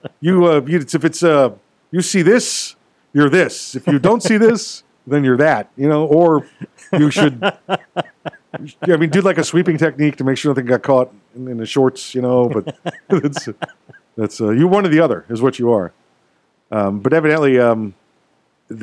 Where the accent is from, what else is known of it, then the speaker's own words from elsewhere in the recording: United States; I was born right here in America